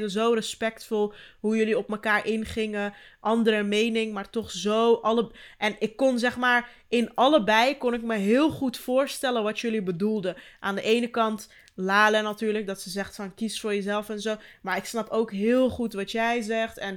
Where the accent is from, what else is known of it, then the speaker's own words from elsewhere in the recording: Turkey; Maar ook, ik ben Turks en niet Marokkaans.